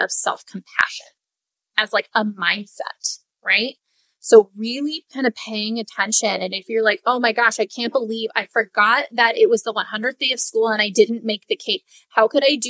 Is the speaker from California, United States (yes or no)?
yes; Southern California, United States; I grew up in Southern California.